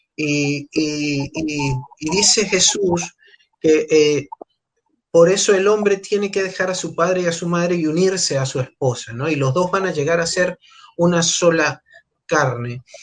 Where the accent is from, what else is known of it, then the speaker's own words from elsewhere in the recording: Venezuela; moved away as an adult; also born or lived in Argentina; now in Buenos Aires, Argentina; soy venezolano, tengo ocho años acá en la Argentina